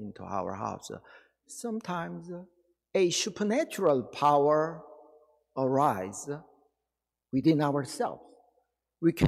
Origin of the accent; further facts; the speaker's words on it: Daegu, South Korea; moved away; My hometown was Daegu City in Korea